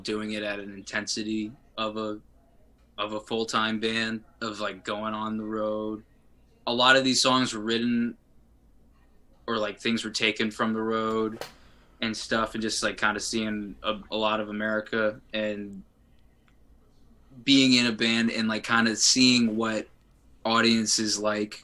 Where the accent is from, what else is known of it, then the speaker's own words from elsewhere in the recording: New Jersey, United States; I'm from New Jersey